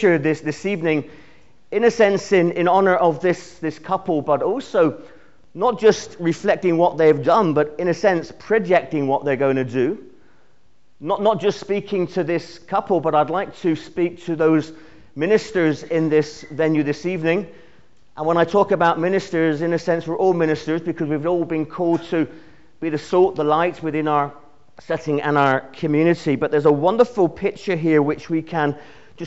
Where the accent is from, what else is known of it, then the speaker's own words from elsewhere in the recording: Cornwall, South West England, United Kingdom; I'm Cornish.